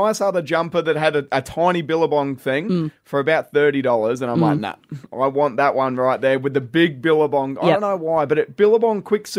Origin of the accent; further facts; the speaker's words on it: Adelaide Hills, South Australia, Australia; me and you, we grew up in the Adelaide Hills, and we certainly didn't have a whole heap of money to rub together.